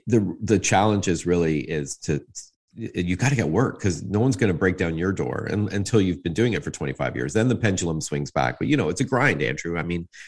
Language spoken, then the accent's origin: English; Toronto, Ontario, Canada; I was born in North York at Branson in 1970